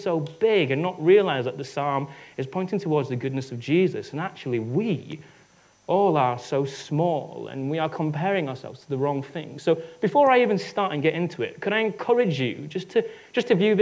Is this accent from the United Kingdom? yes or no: yes; United Kingdom; I'm British